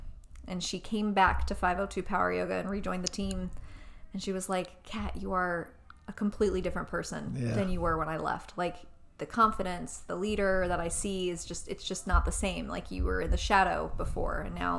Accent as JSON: {"language": "English", "town": "Louisville", "region": "Kentucky", "country": "United States", "said": "I'm from Louisville."}